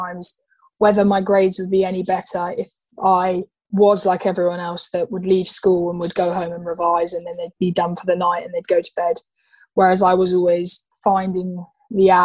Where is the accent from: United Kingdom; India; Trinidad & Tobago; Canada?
United Kingdom; England; I'm as English as I am Irish. Yes, I've lived in England